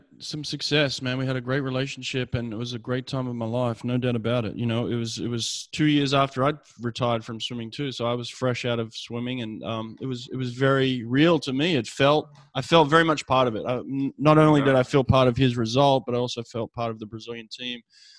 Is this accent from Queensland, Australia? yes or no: no; Sydney, New South Wales, Australia; Sydney, yeah.